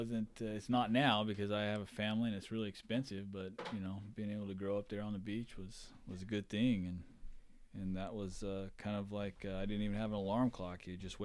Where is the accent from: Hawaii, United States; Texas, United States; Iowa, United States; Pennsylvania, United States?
Hawaii, United States; So I was a surf bum growing up in Hawaii. That's all I did. If I wasn't in school, I was out surfing. We lived right on the beach.